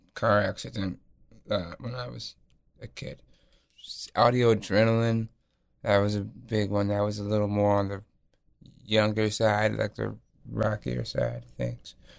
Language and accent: English; North Carolina, United States; also born or lived in Lisbon, Portugal; I grew up in North Carolina.